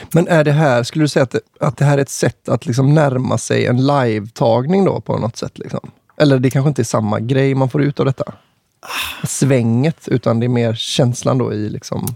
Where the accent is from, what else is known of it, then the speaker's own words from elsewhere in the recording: Kungälv, Västra Götaland, Sweden; jag är från Kungälv, eller liksom typ Marstrand i höjd